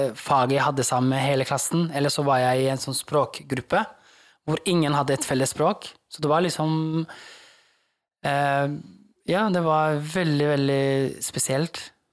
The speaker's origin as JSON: {"language": "Norwegian", "country": "Norway", "tie": "born or raised there", "second_language": "Norwegian", "said": "Hvor jeg har fått kommet til et nytt land som er trygt, hvor jeg kan vokse opp"}